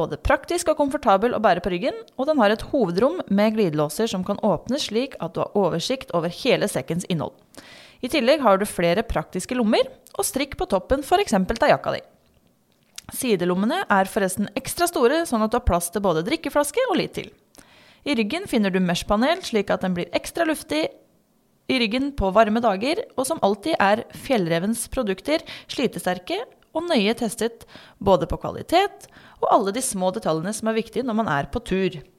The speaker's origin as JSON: {"language": "Norwegian", "town": "Drammen", "region": "Buskerud", "country": "Norway", "moved": "as an adult", "lives_now": "Lofoten, Norway", "said": "Nei, jeg er også fra Drammen."}